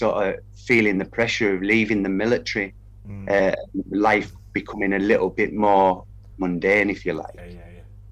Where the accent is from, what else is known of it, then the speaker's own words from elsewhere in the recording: Kendal, North West England, United Kingdom; also born or lived in Peterborough; now in Kendal, United Kingdom; I'm from Kendal